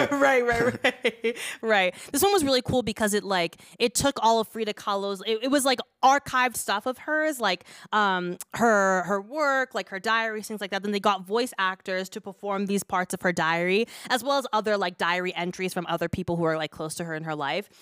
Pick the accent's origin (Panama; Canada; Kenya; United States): Kenya; we're a Kenyan podcast